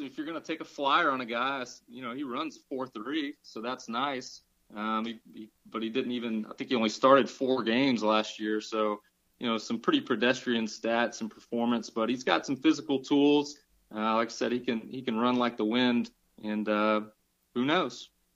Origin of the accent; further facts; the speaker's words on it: Atlanta, Georgia, United States; I'm from Atlanta